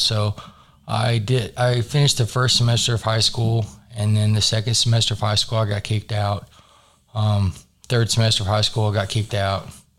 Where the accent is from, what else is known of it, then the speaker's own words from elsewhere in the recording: North Carolina, United States; moved away as an adult; also born or lived in Dallas, Texas; now in Oklahoma City, United States; I was born in Dallas, but I grew up in North Carolina.